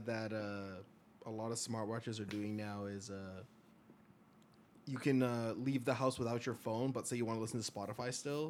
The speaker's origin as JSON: {"language": "English", "country": "Canada", "said": "We're from Canada again, by the way."}